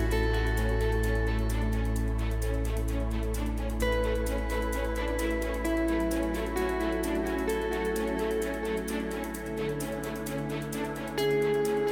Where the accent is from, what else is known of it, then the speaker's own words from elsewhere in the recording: Perth, Western Australia, Australia; moved away as an adult; now in Toronto, Canada; I left my hometown of Perth